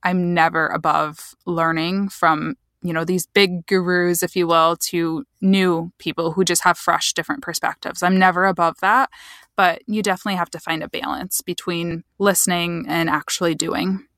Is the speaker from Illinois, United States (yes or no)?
no; Michigan, United States; I'm from Michigan, so I'm from about two hours west of Detroit, smaller town